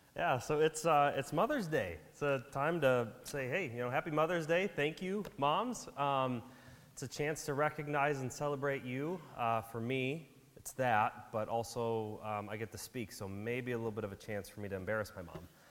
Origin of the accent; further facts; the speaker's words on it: Wisconsin, United States; we grew up in Wisconsin